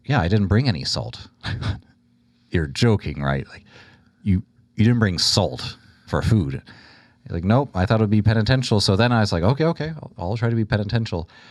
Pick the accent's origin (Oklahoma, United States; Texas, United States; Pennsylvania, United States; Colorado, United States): Texas, United States; Houston; born and raised in Houston, the youngest of five